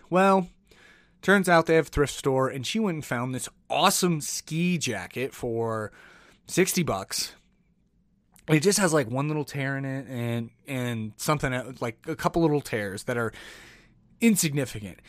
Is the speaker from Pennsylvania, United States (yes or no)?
no; Oklahoma City, Oklahoma, United States; moved away as an adult; now in Denver, United States; I'm from Oklahoma City